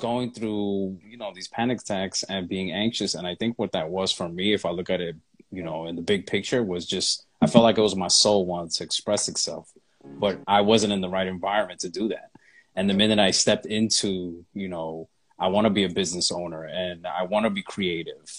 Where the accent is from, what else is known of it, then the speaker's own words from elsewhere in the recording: New York City, New York, United States; moved away as an adult; now in Atlanta, United States; I am a native of New York. I mean, I've lived there like 30 plus years